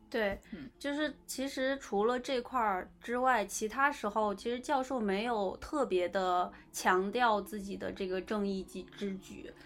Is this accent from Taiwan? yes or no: no; China; 我们其实中国人很讲规矩